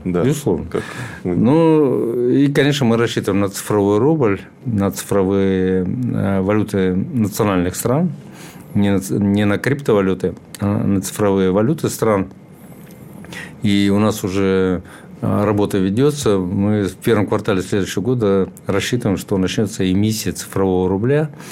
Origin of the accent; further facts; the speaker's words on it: Chuvashia, Russia; also born or lived in Moscow; я сам из Чуваши